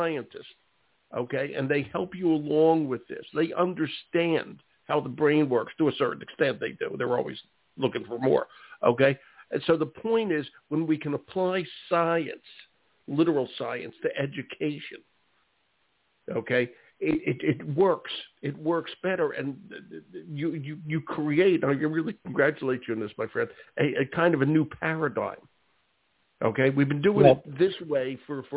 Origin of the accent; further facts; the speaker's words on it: Philadelphia, Pennsylvania, United States; Philadelphia background. That's my hometown.